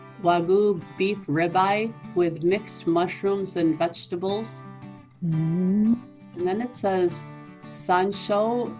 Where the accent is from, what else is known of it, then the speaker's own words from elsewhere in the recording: United States; from the United States.